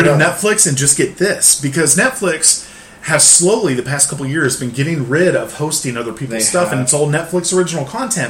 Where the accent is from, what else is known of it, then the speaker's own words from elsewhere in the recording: Central Illinois, United States; moved away; Where I was raised in Central Illinois. I was very close to Six Flags.